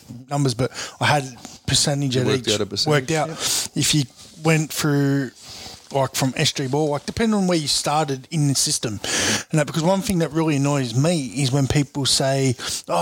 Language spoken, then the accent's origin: English; Sydney, New South Wales, Australia; I grew up in Mount Druitt